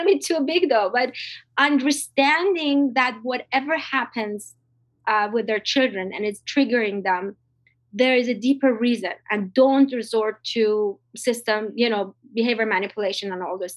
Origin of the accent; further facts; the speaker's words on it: Iran; I'm from Iran.